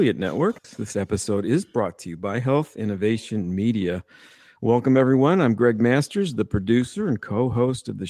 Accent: Oceanside, California, United States; my hometown, Oceanside, California

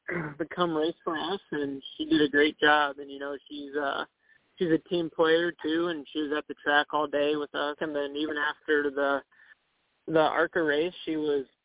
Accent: Cedar Rapids, Iowa, United States; I grew up in Cedar Rapids and was from Cedar Rapids

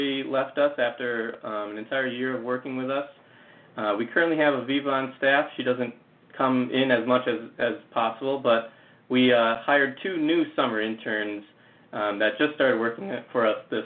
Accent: Minnesota, United States; now in Madison, United States; here in my hometown in Minnesota

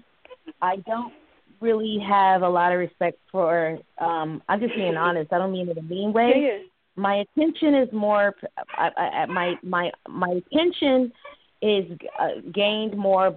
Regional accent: New York, United States; also born or lived in Maryland; I'm a New Yorker. I'm not really from New York. I'm from Maryland. But growing up in New York

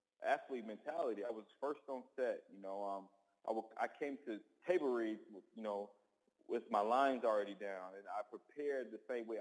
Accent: Kentucky, United States; We got nothing else in Kentucky

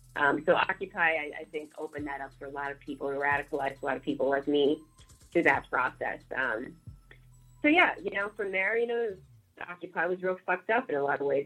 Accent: St. Louis, Missouri, United States; moved away as an adult; now in Chicago, United States; I'm from St. Louis, um, and you know, so I'm in Chicago

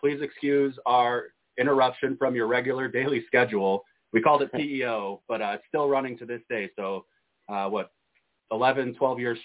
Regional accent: Des Plaines, Illinois, United States; I grew up in Des Plaines

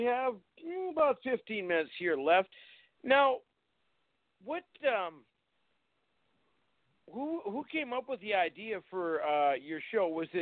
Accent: North Dakota, United States; my home state of North Dakota

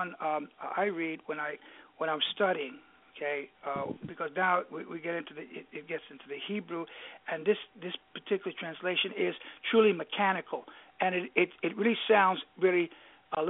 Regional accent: New York, United States; accent: New York; if I were to speak Greek, well, you could hear my New York accent through there

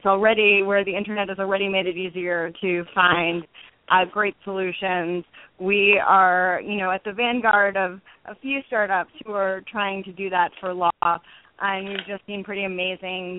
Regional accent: New York City, New York, United States; I grew up in New York City before going to Yale for both college and law school

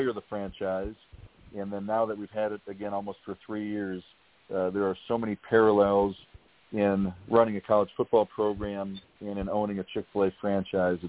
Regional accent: St. Paul, Minnesota, United States; moved away as an adult; now in Houston, United States; I originally born and raised in St. Paul, Minnesota

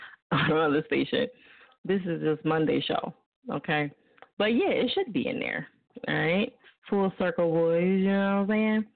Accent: New Jersey, United States; now in Philadelphia, United States; I live in Philly. I live in Philly. I'm from Jersey

